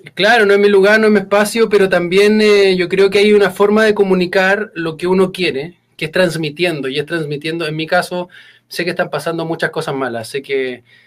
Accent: Chile; soy comunicador chileno, trabajo en radio, en una de las radios más sintonizadas de Chile

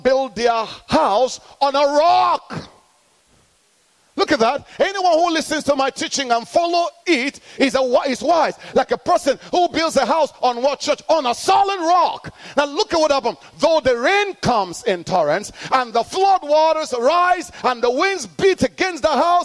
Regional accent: Nigeria; moved away; I'm born in Nigeria

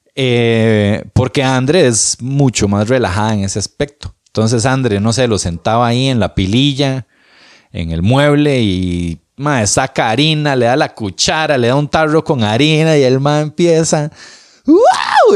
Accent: Moravia, San José, Costa Rica; Moravia, mi ciudad, mi pueblo lindo.

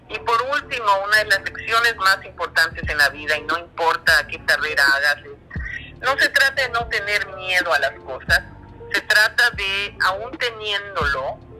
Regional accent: Mexico City, Mexico; moved away as an adult; now in Vancouver, Canada; Yo soy de México, de, la Ciudad de México

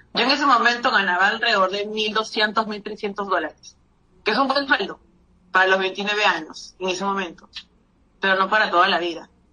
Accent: Peru; yo soy peruana

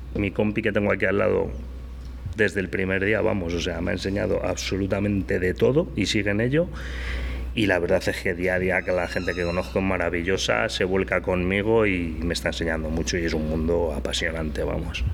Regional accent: Madrid, Community of Madrid, Spain; de dónde soy, de Madrid

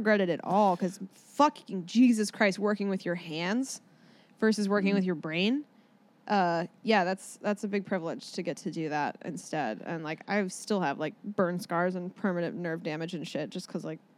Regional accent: Orcas Island, Washington, United States; now in Los Angeles, United States; I'm from Orcas Island, Washington State. It's on the border of Canada and like America

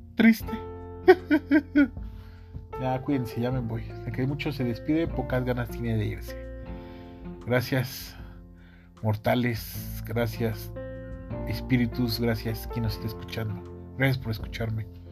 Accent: Mexico City, Mexico; soy, soy mexicano, soy de la Ciudad de México

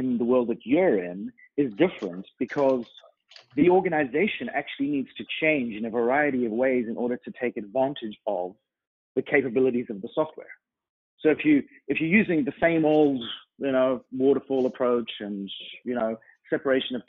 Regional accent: United Kingdom; now in Toronto, Canada; being a British citizen, we celebrate 4th of July

